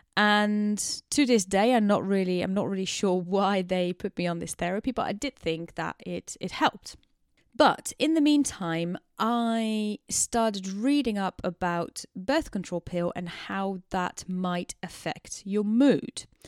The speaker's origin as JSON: {"language": "English", "country": "Netherlands", "tie": "born or raised there", "also_born_or_lived": "Amsterdam", "moved": "as an adult", "lives_now": "London, United Kingdom", "said": "I am very much Dutch. I'm born and bred in the Netherlands and I moved to London, United Kingdom in 2016"}